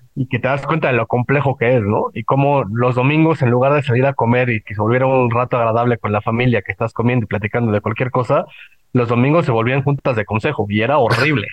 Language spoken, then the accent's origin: Spanish; Mexico City, Mexico; also born or lived in Puebla; yo no vivía en Puebla, yo vivía en, bueno, yo soy de la Ciudad de México